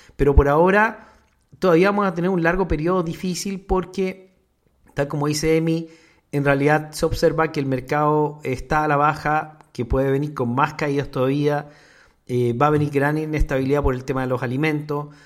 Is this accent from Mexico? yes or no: yes; Mexico; nosotros en México